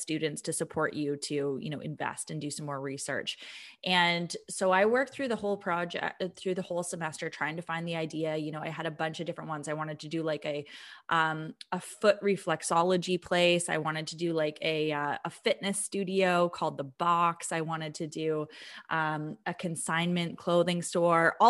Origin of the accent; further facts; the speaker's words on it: Vancouver, British Columbia, Canada; now in Calgary, Canada; So I came from Vancouver, and I actually, I moved to Calgary in 2009.